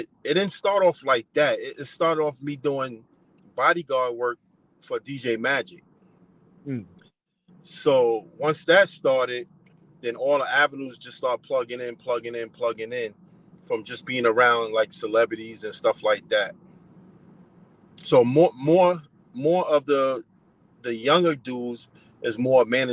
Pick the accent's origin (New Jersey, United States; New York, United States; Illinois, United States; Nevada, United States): New York, United States; New York City; Born and raised in Brooklyn